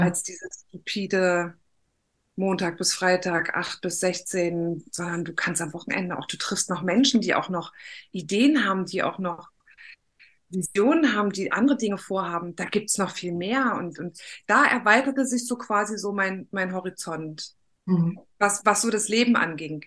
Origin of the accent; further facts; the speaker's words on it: East Germany, Germany; ich bin ein Kind des Ostens und die Wende kam, da war ich 15, 16